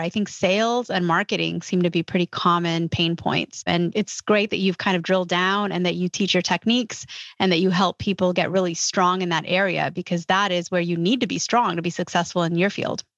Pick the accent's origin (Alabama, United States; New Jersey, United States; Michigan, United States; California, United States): California, United States; California, which is my home state